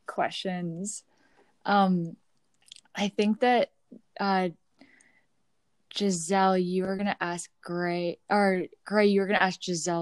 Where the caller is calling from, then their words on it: Cleveland, Ohio, United States; calling in from using I use she series gender pronouns, and I'm calling from Cleveland, Ohio, also home of the Shawnee, Miami, Erie, Ottawa, Potawatomi, and Haudenosaunee Confederacy.